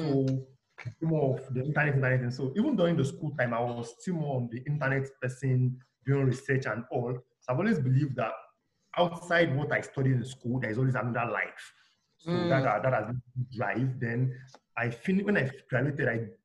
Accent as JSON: {"language": "English", "town": "Osogbo", "region": "Osun", "country": "Nigeria", "tie": "born or raised there", "also_born_or_lived": "Ondo, Ondo State / Ijebu Ode, Ogun State", "moved": "yes", "lives_now": "Lagos, Nigeria", "said": "Then I grew up, all my childhood age was spent in Osun State, Oshogbo, to be precise"}